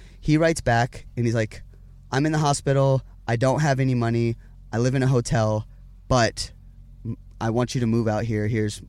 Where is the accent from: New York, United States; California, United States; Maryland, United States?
California, United States; Huntington Beach; born there; also born or lived in Las Vegas; I was born in Huntington Beach, California, by my mother and father, obviously.